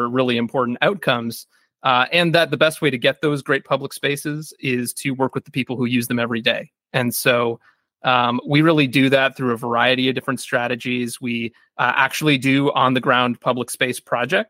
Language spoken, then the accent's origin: English; Kitchener, Ontario, Canada; my hometown of Kitchener, Ontario.